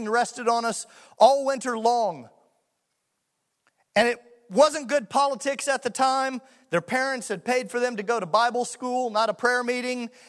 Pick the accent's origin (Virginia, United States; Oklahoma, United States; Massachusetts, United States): Oklahoma, United States; Muskogee; in Muskogee, Oklahoma, my hometown